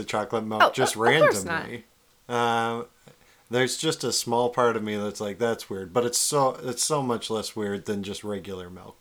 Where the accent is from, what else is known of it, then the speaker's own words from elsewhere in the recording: Yakima, Washington, United States; I grew up in Yakima, Washington